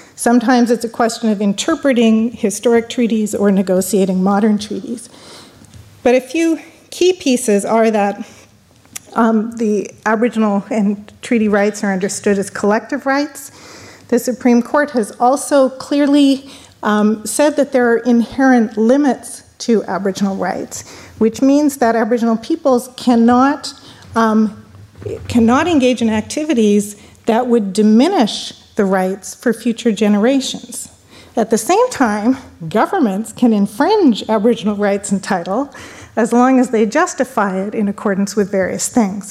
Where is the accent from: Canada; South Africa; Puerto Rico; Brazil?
Canada; as a Canadian